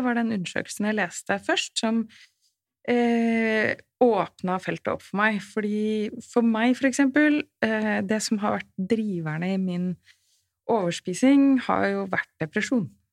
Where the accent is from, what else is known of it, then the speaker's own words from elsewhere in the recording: Oslo, Norway; Jeg er født og oppvokst i Oslo.